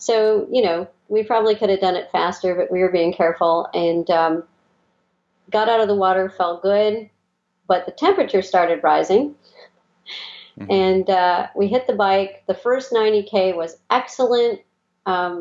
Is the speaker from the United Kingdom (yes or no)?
yes; Scotland, United Kingdom; moved away; I'm Scottish. I was born in Scotland originally.